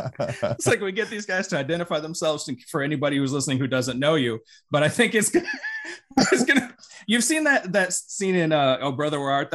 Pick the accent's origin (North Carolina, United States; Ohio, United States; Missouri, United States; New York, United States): Missouri, United States; St. Louis; We're from St. Louis.